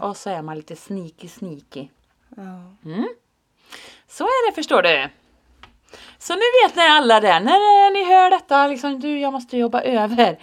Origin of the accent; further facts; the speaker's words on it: Finland; jag är ju finne.